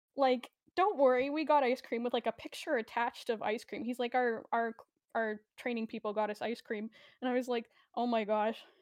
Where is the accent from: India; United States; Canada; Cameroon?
Canada; I am Canadian